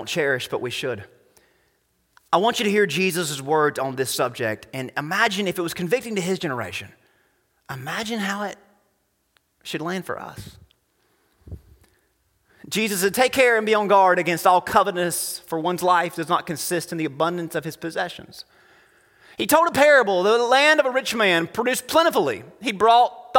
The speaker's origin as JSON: {"language": "English", "country": "United States"}